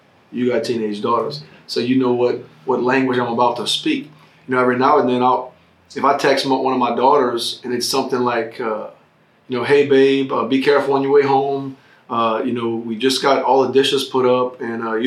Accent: United States; as American citizens

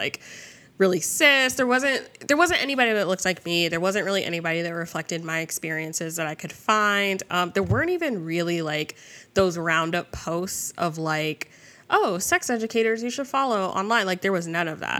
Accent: New Jersey, United States; I grew up in Jersey

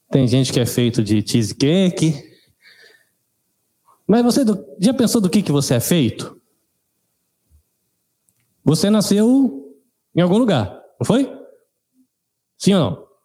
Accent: São Paulo, Brazil; born there; Nasci em São Paulo

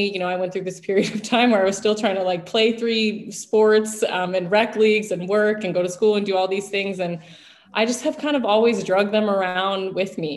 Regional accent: Central Washington, United States; moved away as an adult; also born or lived in Portland, Oregon; now in New York, United States; I came from a very small Native American reservation in Central Washington

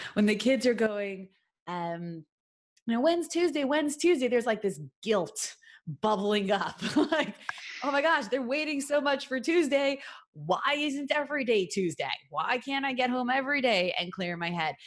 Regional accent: New York City, New York, United States; moved away; Brooklyn, New York, my hometown, where I hail from originally really long time ago

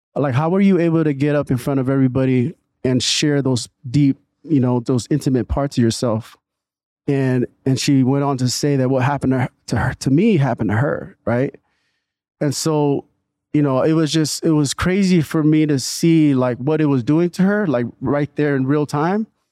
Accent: Newark, California, United States; also born or lived in Redwood City, California; I was born in Redwood City, and then my parents moved to Newark in, I think it was eighty-nine

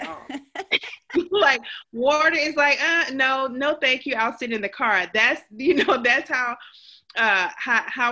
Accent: Georgia, United States; accent: Southern; moved away as an adult; now in New Hampshire, United States; I'm originally from Georgia

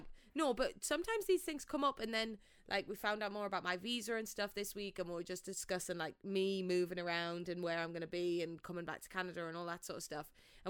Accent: England, United Kingdom; Yeah, I don't want to sit here and be like … I'm from England, you know, like that's boring.

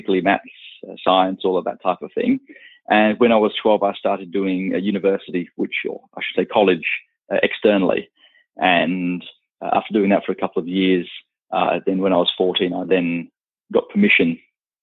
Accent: Australia; also born or lived in London, United Kingdom; Australia is definitely home. It always has been

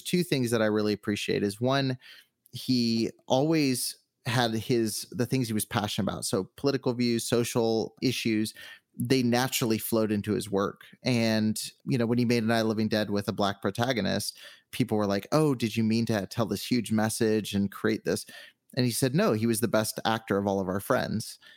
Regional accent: Southern California, United States; moved away as an adult; now in Henderson, United States; I've always been on the West Coast, so I grew up in Southern California, but I've been here for the last uh, six months or so

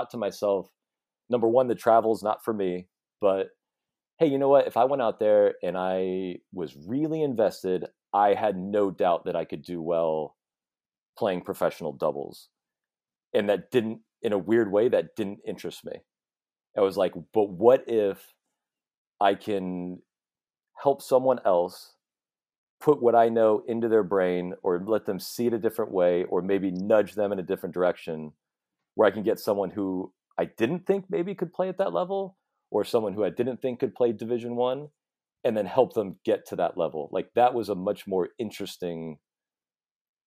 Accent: Chapel Hill, North Carolina, United States; also born or lived in Southern California; Chapel Hill was on the list. And so we just moved there when I was 8 or so

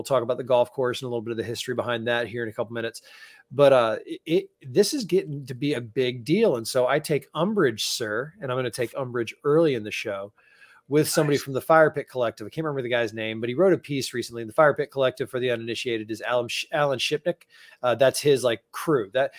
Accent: Southeast, United States; I grew up down in the Southeast and I was a Braves fan.

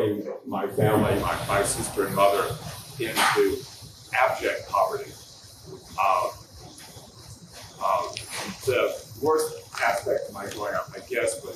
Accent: the South, United States; I grew up in the South in the 50s and 60s

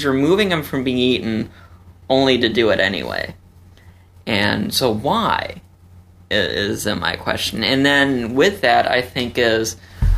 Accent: Chicago, Illinois, United States; I grew up in Chicago

